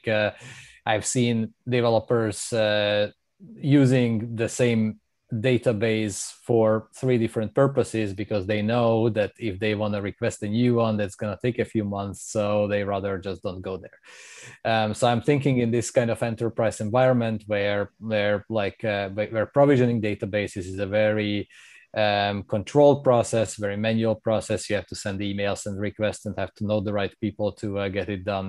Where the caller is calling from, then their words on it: Amsterdam, North Holland, Netherlands; I'm calling in from Amsterdam, and I moved here a few years ago.